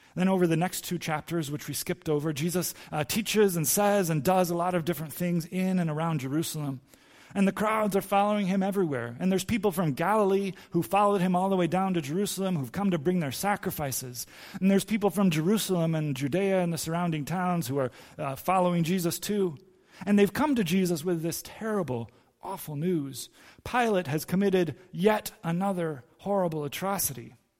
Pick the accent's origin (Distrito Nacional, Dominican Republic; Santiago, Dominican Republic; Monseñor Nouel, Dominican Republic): Distrito Nacional, Dominican Republic; Santo Domingo; I grew up in Santo Domingo, and our yard in Santo Domingo in the D R was full of fruit trees